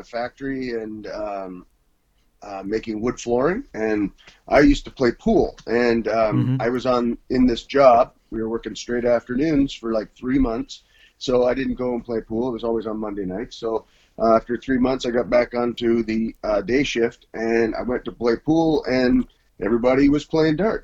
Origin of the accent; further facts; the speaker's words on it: Canada; from Canada